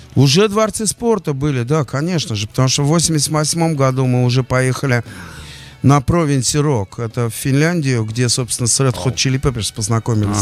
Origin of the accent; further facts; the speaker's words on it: Moscow, Russia; also born or lived in Lipetsk; Мы оба, кстати, из Тушина, мы тушинские.